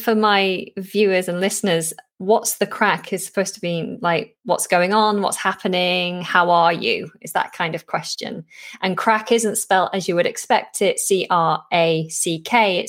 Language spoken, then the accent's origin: English; Northern England, United Kingdom; accent: northern; My northern accent comes back when I'm in the north